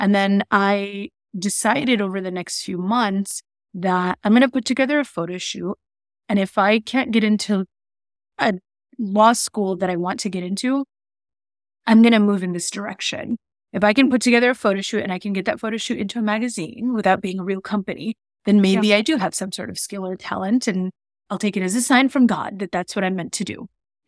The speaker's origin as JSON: {"language": "English", "town": "Queens", "region": "New York", "country": "United States", "tie": "born or raised there", "also_born_or_lived": "Arizona / Minnesota / Connecticut / Maryland", "said": "I was born in Queens, New York. I've lived like all over Arizona, Minnesota, Connecticut, Maryland. I'm from here."}